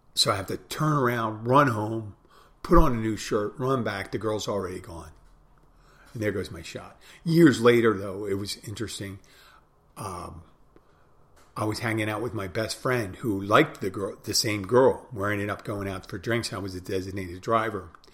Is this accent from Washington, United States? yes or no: no; Pennsylvania, United States; I'm from Pennsylvania.